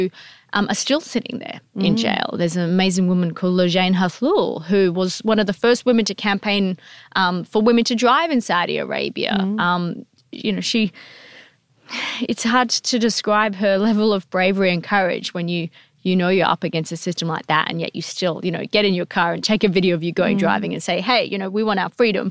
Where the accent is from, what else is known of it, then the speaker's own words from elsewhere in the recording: Perth, Western Australia, Australia; also born or lived in Fremantle; I'm from West Australia, so yeah. I grew up, my dad was in Fremantle, my mum lived up closer to Perth.